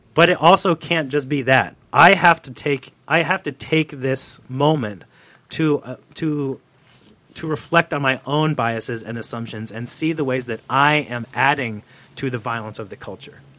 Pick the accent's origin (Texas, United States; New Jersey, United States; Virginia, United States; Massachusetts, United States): New Jersey, United States; I grew up in the Northeast in New Jersey